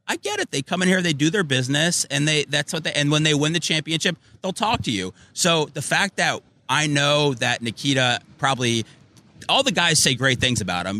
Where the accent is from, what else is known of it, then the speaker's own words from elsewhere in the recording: Chicago, Illinois, United States; now in Tampa Bay, United States; I was born in Chicago.